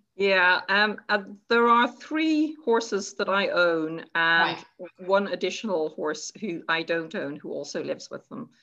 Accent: Ireland; now in Scotland; i go back to ireland and my um, friends and family

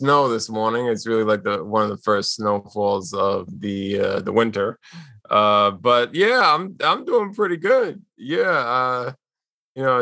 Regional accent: New York City, New York, United States; I was born and raised in Queens, and I'm still here in Queens, New York.

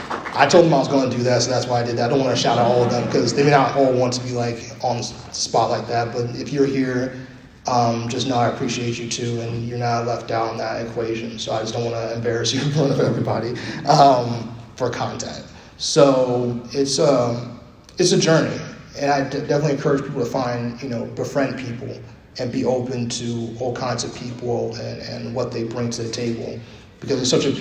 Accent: New York City, New York, United States; I'm from New York City

